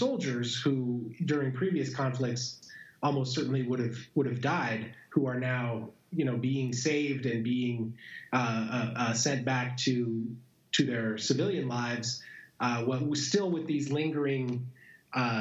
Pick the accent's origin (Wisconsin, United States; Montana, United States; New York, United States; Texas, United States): Montana, United States; my hometown of Montana